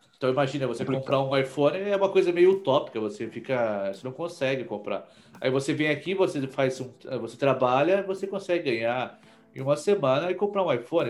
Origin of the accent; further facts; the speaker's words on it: São Paulo, Brazil; moved away as an adult; now in New York, United States; eu sou de São Paulo e eu estou aqui nos Estados Unidos, uh, em Nova York especificamente